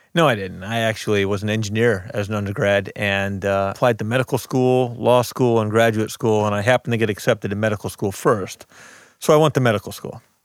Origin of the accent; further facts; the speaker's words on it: Belleville, Illinois, United States; also born or lived in Beirut, Lebanon; I grew up in Belleville, Illinois, but I was born in Beirut, Lebanon